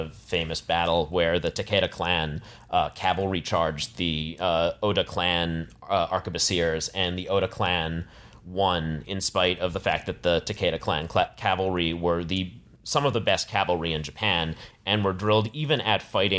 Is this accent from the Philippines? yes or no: yes; Philippines